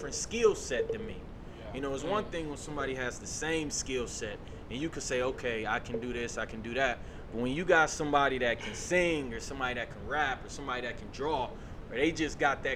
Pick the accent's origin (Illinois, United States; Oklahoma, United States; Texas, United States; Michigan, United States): Michigan, United States; Detroit; moved away as an adult; also born or lived in Cleveland, Ohio; now in Houston, United States; I'm actually from Detroit, Michigan. So I'm a Midwestern